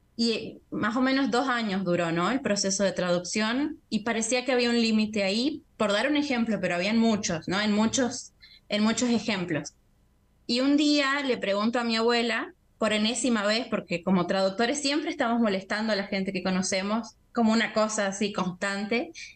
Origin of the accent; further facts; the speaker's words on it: Argentina; moved away as an adult; now in Brazil; siendo argentina